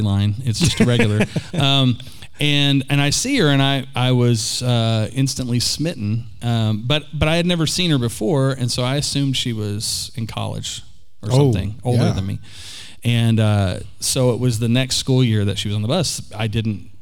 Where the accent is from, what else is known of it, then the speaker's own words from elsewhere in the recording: Oklahoma City, Oklahoma, United States; also born or lived in Pittsburgh, Pennsylvania; I was born here in Oklahoma City and lived here until I was about, and more actually, for most of my childhood